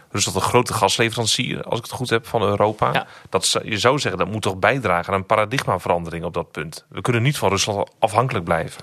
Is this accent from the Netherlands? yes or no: yes; Netherlands; we als Nederlanders